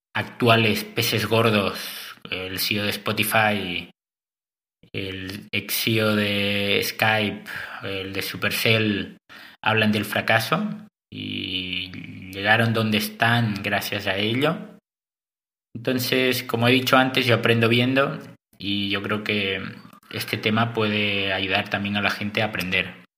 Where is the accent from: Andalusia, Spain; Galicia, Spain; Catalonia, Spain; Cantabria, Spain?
Catalonia, Spain; Cadaqués; moved away as an adult; also born or lived in Santa Cruz de la Sierra, Bolivia / Girona / Antwerp, Belgium / Nordic countries; Soy nacido en Santa Cruz de la Sierra, en Bolivia. Aunque crecí en España, en un pueblo chiquito llamado Cadaqués, en la Costa Brava